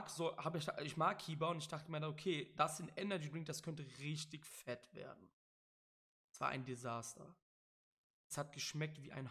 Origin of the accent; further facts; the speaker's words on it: Cologne, North Rhine-Westphalia, Germany; ich bin ja auch aus Köln, das sollte mittlerweile auch kein Geheimnis mehr sein. Sollte man auch an meinen ja, an meinen Dialekt ab und an merken.